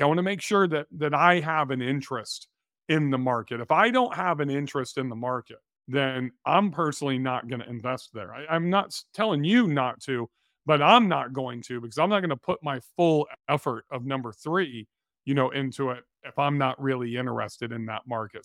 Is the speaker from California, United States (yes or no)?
yes; California, United States; moved away; we grew up in California